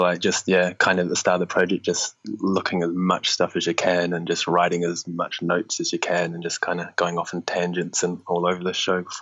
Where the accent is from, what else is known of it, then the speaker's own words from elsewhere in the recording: New Zealand; moved away as an adult; also born or lived in Australia; now in London, United Kingdom; I'm from New Zealand, so studied in, like we were saying before, studied in New Zealand